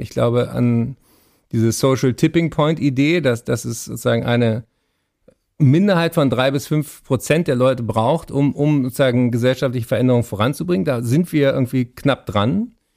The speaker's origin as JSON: {"language": "German", "region": "Berlin", "country": "Germany", "said": "ich bin Berliner"}